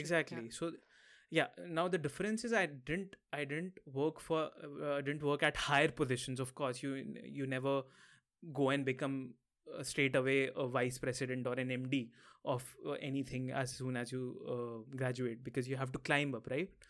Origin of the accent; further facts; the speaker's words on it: Lucknow, Uttar Pradesh, India; moved away as an adult; also born or lived in Mumbai, India; now in Maastricht, Netherlands; My hometown is in the north of India, somewhere near Delhi. So, I'm from Lucknow.